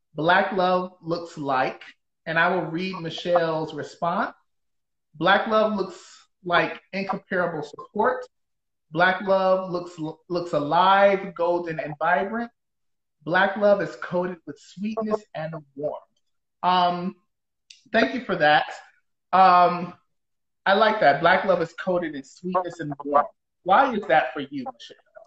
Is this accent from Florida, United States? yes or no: no; Detroit, Michigan, United States; now in Seattle, United States; I'm from Detroit